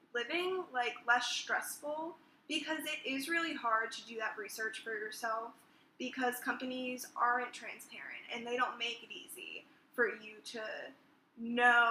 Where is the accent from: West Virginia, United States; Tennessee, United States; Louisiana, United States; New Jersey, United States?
New Jersey, United States; grew up in New Jersey, and I still reside in New Jersey